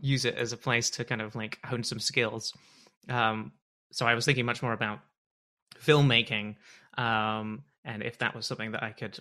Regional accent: Bath, South West England, United Kingdom; now in Toronto, Canada; I'm from Bath originally

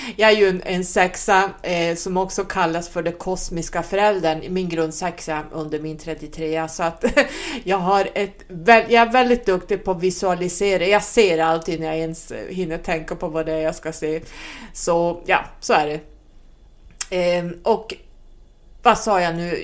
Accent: Sweden; som svensk numerolog

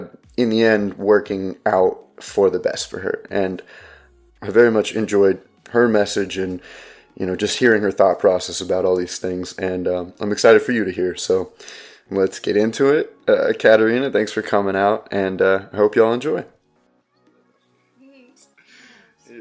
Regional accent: Ohio, United States; I'm from Ohio

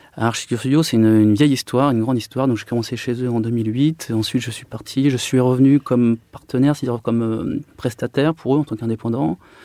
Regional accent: Chartres, Centre-Val de Loire, France; moved away as an adult; also born or lived in Paris; je suis né à Chartres en 83. J'ai été bercé par la cathédrale de Chartres.

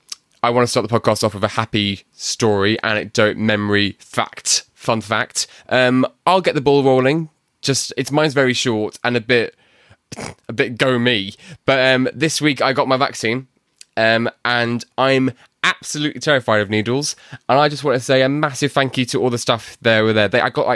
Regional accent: Bury, North West England, United Kingdom; accent: Manc; I'm from Manchester, in Bury.

